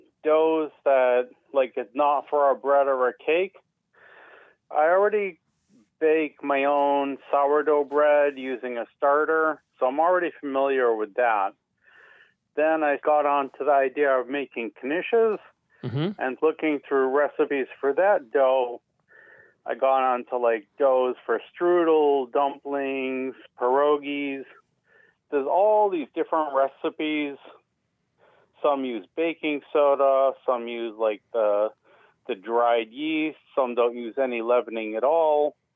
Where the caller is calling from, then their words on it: Boston, Massachusetts, United States; Calling from Boston.